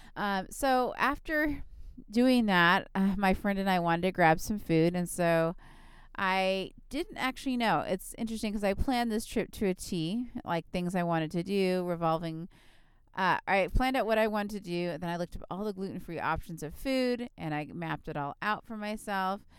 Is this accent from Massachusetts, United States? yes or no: no; Southern California, United States; I'm from Southern California where we have a lot of Mexican food